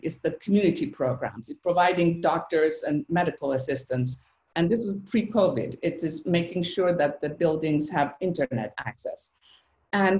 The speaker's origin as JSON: {"language": "English", "country": "Iran", "tie": "born or raised there", "moved": "yes", "said": "my childhood growing up in Iran"}